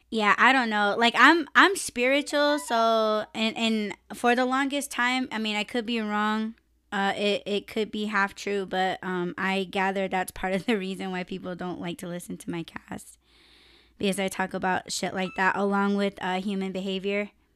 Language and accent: English; United States; I'm Native American